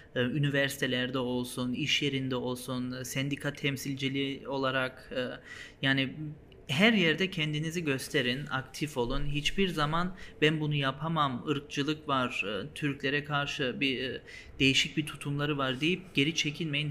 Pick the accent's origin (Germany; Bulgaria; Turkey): Germany; also born or lived in Hanover, Germany; Almanya'da orada doğduk büyüdük